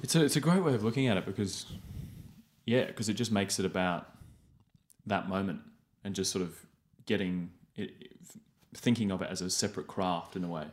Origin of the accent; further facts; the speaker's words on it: England, United Kingdom; moved away as an adult; I grew up in England